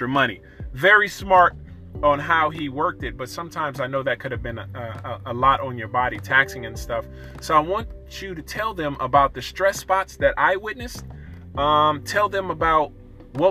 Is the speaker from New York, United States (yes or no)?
no; East Oakland, Sacramento, California, United States; the first part of my years, I grew up in Oakland as well, East Oakland. And then our family moved to other part of our family, we all moved to Sacramento